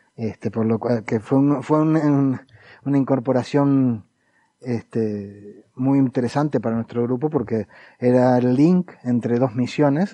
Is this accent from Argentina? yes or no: yes; Argentina; hemos estado contaminados por la televisión porteña durante mucho tiempo y hemos adoptado formas y, acentos